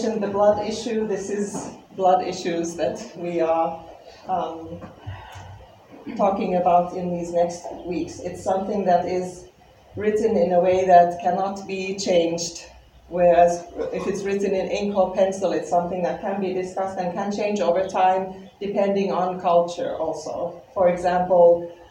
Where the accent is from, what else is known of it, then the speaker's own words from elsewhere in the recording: Finland; English is a second language; moved away as an adult; my accent is because I am from Finland. Even if I have been here for 18 years